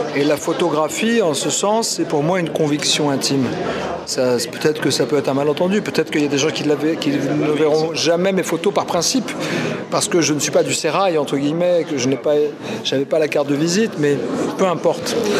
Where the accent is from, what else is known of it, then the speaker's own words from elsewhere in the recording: Paris, Île-de-France, France; depuis que je suis né à Paris, je passe quasiment tous les jours devant la Tour Eiffel